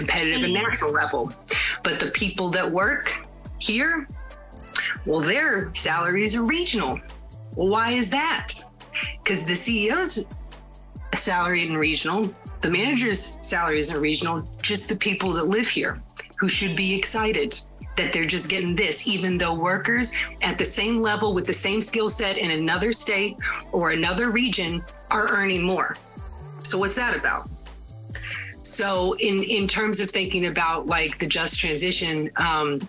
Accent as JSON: {"language": "English", "region": "Appalachia", "country": "United States", "tie": "born or raised there", "moved": "as an adult", "said": "someone from Appalachia, and I did leave the area when I was 18"}